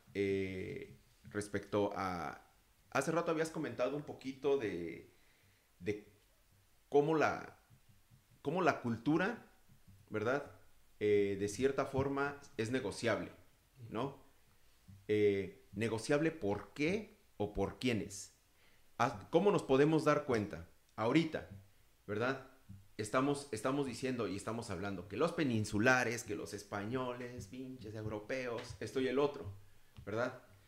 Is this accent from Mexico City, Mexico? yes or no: yes; Mexico City, Mexico; now in United States; yo soy también de la Ciudad de México